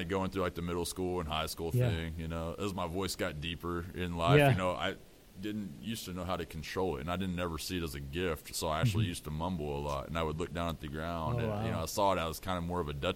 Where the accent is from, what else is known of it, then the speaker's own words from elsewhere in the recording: Amarillo, Texas, United States; I grew up in Amarillo, Texas, Panhandle